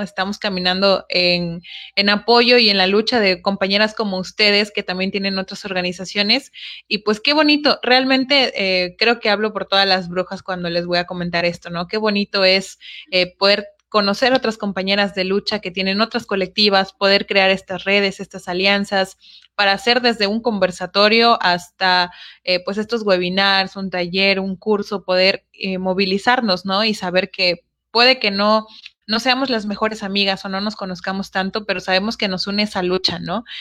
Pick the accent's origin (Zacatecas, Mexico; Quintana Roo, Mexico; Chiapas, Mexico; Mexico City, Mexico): Chiapas, Mexico; Nosotras somos aquí de Chiapas, igual que Pato y Alex.